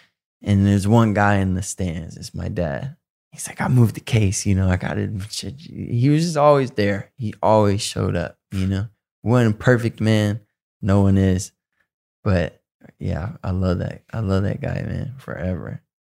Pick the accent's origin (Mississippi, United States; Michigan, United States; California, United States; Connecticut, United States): Michigan, United States; Detroit; also born or lived in Southfield; I have a lot of friends I grew up with in Detroit and Southfield